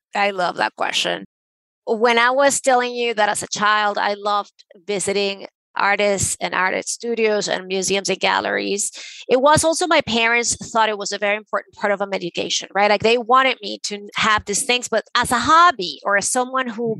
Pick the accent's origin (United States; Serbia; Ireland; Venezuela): Venezuela; I grew up in Venezuela